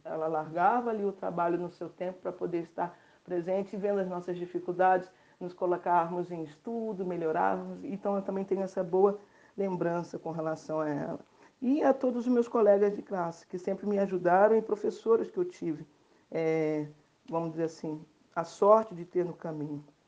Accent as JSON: {"language": "Portuguese", "region": "Rio de Janeiro", "country": "Brazil", "tie": "born or raised there", "said": "Sou carioca da gema, criada por avó artista plástica e pelo meu pai empresário no ramo imobiliário."}